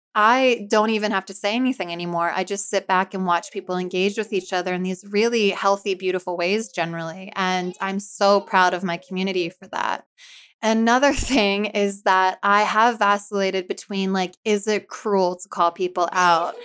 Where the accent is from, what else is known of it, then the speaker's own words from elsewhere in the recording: Philadelphia, Pennsylvania, United States; also born or lived in New Jersey; I'm from Philly